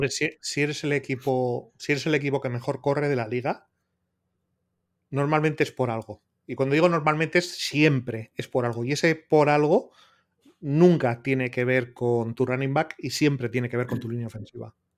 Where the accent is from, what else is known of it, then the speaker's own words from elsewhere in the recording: Bilbao, Basque Country, Spain; yo soy de Bilbao